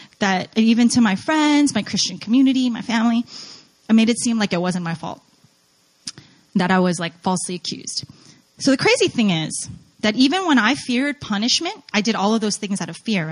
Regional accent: New Jersey, United States; moved away as an adult; also born or lived in New York / North Carolina; I was born in New York, grew up in Jersey

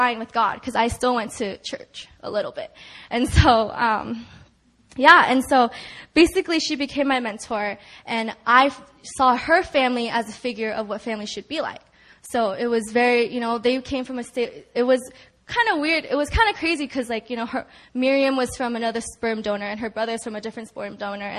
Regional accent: California, United States; moved away as an adult; also born or lived in New York; when I went away for college in New York, I'm from California

